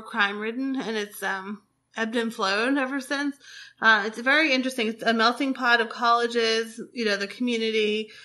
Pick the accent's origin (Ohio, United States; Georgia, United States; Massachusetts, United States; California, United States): Massachusetts, United States; Boston; I grew up in Boston